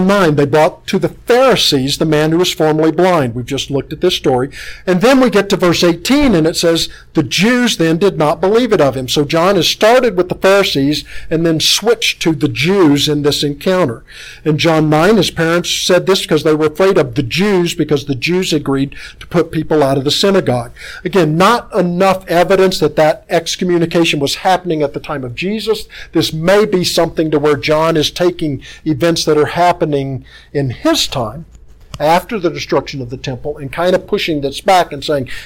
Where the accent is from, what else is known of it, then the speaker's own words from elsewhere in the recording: Tennessee, United States; I'm from Tennessee